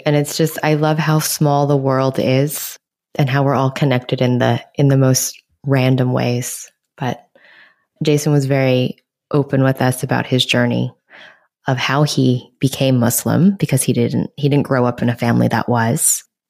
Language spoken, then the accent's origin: English; New York City, New York, United States; a Chinese American girl born and raised in New York City.